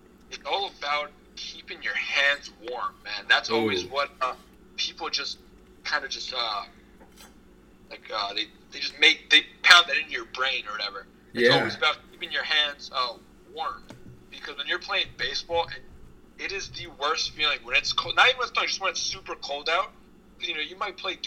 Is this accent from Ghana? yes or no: no; Long Island, New York, United States; I'm from Long Island, where I am now